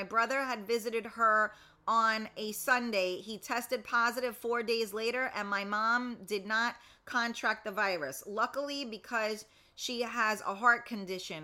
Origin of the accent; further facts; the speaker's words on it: New York City, New York, United States; I am not from Brooklyn. I'm from the Bronx